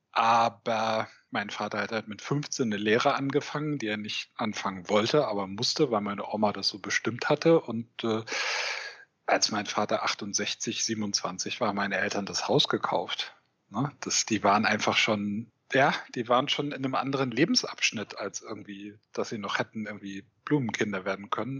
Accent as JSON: {"language": "German", "town": "Eutin", "region": "Schleswig-Holstein", "country": "Germany", "tie": "born or raised there", "said": "Ich äh, komme aus und wohne auch immer noch einem kleinen Ort in Ostdeutschland, in Schleswig-Holstein, der heißt Eutin."}